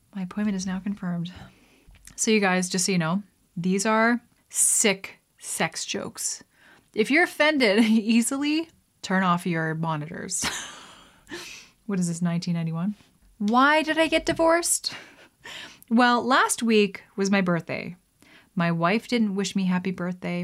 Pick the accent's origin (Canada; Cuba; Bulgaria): Canada; as a Canadian